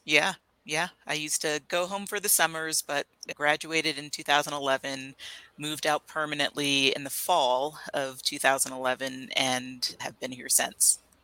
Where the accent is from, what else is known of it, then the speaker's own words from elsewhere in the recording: Pennsylvania, United States; moved away as an adult; also born or lived in Flagstaff, Arizona; now in Arizona, United States; I am from Pennsylvania originally